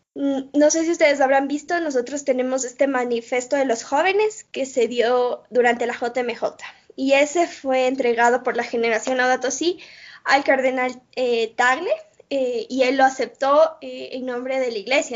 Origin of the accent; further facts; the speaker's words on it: Ecuador; soy de Ecuador